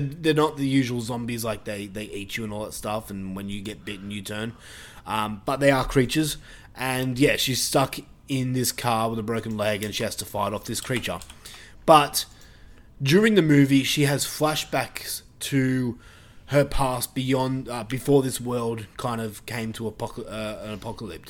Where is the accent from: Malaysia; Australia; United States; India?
Australia; accent: Australian; my Australian accent